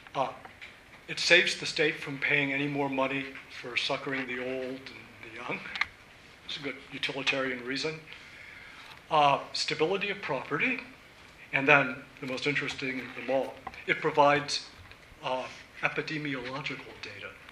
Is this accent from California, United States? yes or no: no; Virginia, United States; moved away; now that I'm back in my home state of Virginia